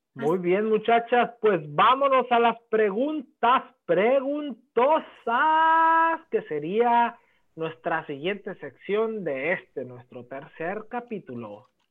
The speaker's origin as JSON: {"language": "Spanish", "country": "Mexico", "said": "como buen mexicano que soy"}